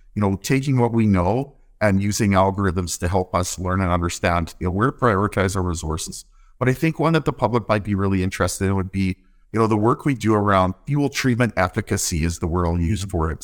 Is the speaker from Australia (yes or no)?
no; north of Winnipeg, Manitoba, Canada; moved away as an adult; also born or lived in Alberta; now in Port Hardy, Canada; I grew up in Manitoba. I grew up on a small cow farm just north of Winnipeg.